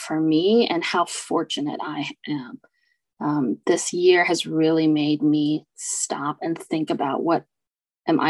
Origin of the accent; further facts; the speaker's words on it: United States; My parents are immigrants from Taiwan. They came here after university and raised both my sister and I here in the US